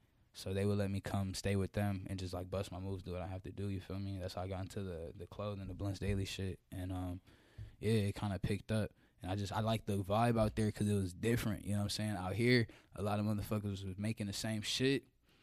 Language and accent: English; Georgia, United States; But I grew up in DeKalb County. And then my last 3 years of high school, wiggled up to the North Side. You feel me? Got cultured at Norcross.